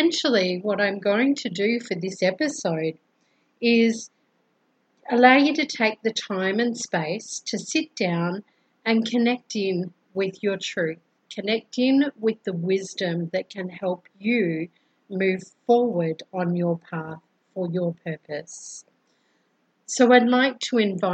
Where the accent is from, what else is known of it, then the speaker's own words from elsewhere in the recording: Brisbane, Queensland, Australia; now in Colombia; I'm originally from Brisbane, Australia and I currently live in Colombia, South America